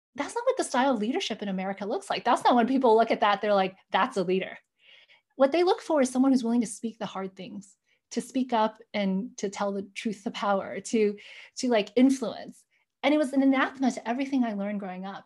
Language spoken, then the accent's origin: English; New York, United States; accent: American; "Where were you born?" I'm like, "New York."